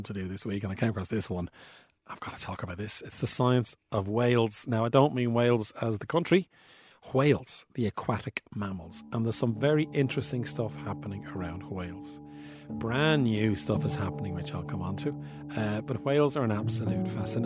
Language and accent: English; Bray, County Wicklow, Ireland; I'm from Bray, County Wicklow